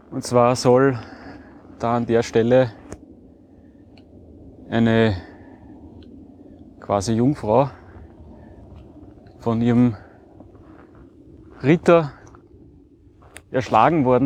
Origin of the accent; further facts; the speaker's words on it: Breitenfurt, Lower Austria, Austria; Und zwar mache ich heute eine 19 Kilometer lange Wanderung rund um meinen Heimatort Breitenfurt bei Wien.